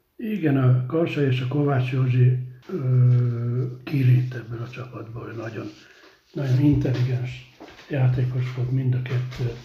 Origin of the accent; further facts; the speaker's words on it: Budapest, Hungary; moved away as an adult; now in Székesfehérvár, Hungary; Újpesten születtem, aztán beköltöztünk a hatodik kerületbe, de Újpest